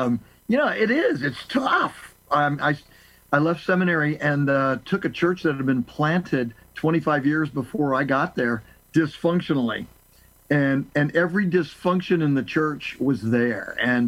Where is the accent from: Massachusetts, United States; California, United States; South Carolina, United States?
California, United States; Southern; moved away as an adult; also born or lived in New England; growing up in Southern California, my parents divorced when I was 10.